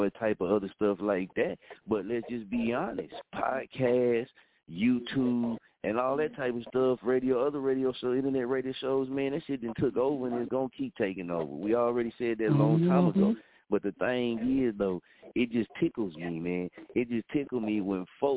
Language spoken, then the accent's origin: English; Muskogee, Oklahoma, United States; moved away as an adult; I'm born and raised in Muskogee, Oklahoma